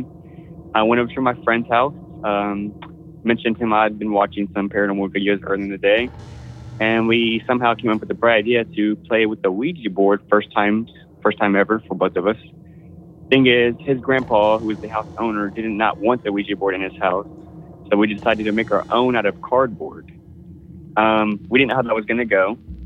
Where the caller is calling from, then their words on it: Houston, Texas, United States; calling from Space City itself, Houston, Texas